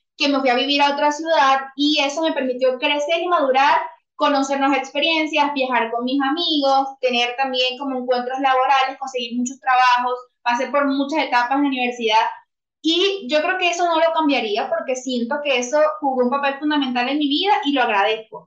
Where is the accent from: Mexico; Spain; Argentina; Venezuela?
Venezuela; now in Bogotá, Colombia; En este momento resido en Bogotá, Colombia, pues soy venezolana